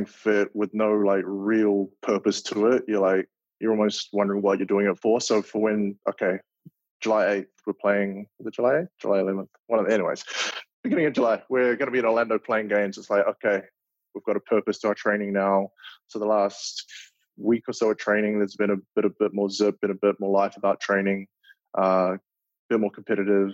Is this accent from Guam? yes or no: no; Auckland, New Zealand; moved away as an adult; now in Minneapolis, United States; my hometown, Auckland